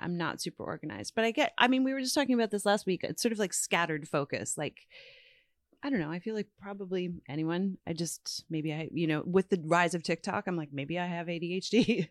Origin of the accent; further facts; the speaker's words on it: Newfoundland and Labrador, Canada; moved away; growing up in Newfoundland